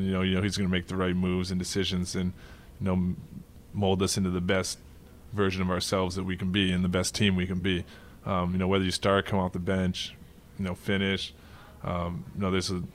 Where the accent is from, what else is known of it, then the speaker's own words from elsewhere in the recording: Canada; moved away as an adult; I was born in Canada